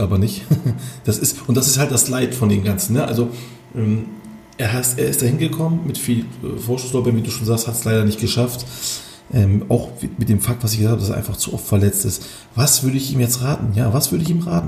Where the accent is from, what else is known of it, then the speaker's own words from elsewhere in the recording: Turkey; Bei uns in der Türkei